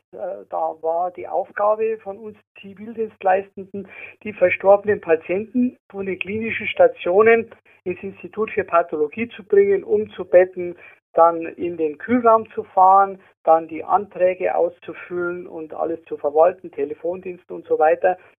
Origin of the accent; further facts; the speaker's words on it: Munich, Bavaria, Germany; also born or lived in Germering; Ich bin im Ortsteil Giesing in München aufgewachsen